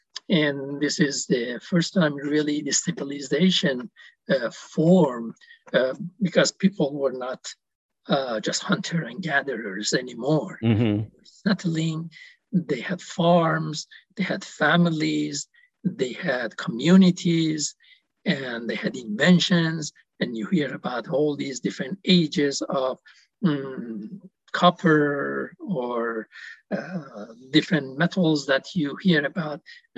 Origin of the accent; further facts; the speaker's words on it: Iran; you hear as a, you know, a Persian, we are very passionate about past history.